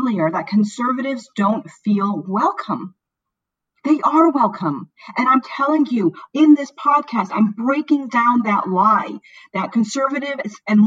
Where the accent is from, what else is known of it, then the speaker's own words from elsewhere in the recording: Florida, United States; moved away; also born or lived in Chicago, Illinois / St. Louis, Missouri; I was born in Chicago. I grew up in Florida. I spent about a decade in St. Louis